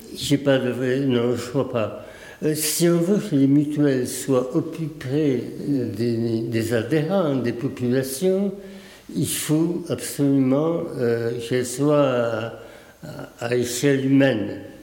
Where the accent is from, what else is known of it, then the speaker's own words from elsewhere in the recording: Hautes-Pyrénées, Occitania, France; also born or lived in Paris; je suis né à Paris. je suis resté un petit peu chez mes grands-parents à Paris et puis mes parents se sont installés ici dans les Hautes-Pyrénées